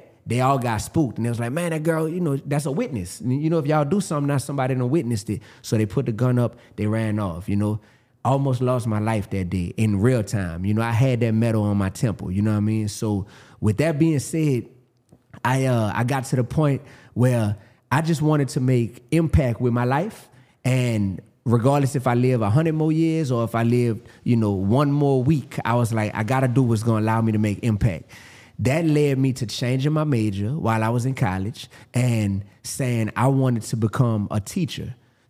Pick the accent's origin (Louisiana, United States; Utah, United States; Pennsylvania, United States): Louisiana, United States; New Orleans; I'm from New Orleans, Louisiana.